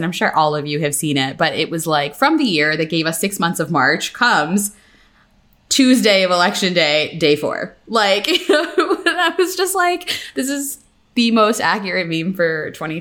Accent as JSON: {"language": "English", "region": "Pennsylvania", "country": "United States", "said": "I'm from Pennsylvania"}